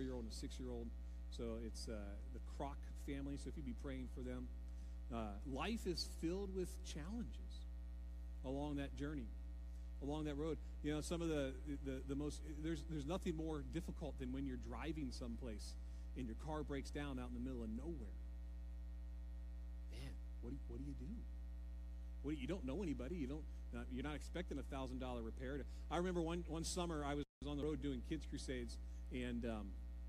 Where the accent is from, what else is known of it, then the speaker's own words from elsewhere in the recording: Ohio, United States; moved away; We're all from Ohio